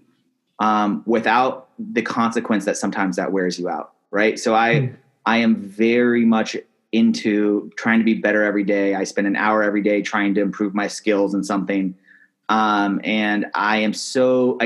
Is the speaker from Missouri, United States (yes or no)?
no; Seattle, Washington, United States; I grew up in Seattle